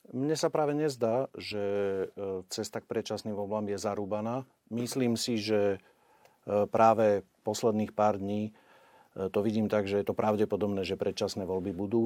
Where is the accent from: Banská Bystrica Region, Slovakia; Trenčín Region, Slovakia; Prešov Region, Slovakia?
Trenčín Region, Slovakia; Upper Nitra; ja som z Hornej Nitry. E, u nás je okolo, cez 100 tisíc ľudí v okrese